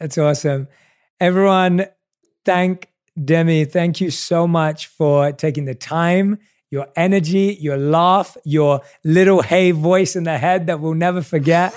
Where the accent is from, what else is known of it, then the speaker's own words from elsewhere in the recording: London, United Kingdom; I obviously was born and raised in London